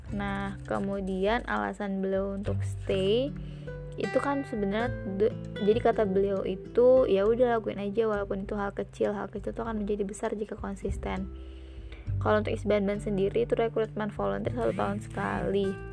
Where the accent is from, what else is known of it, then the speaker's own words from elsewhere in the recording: Cilegon, Banten, Indonesia; aku bilang kalau aku dari Cilegon kak gitu terus kata beliau wah senang bisa ketemu seperbantenan gitu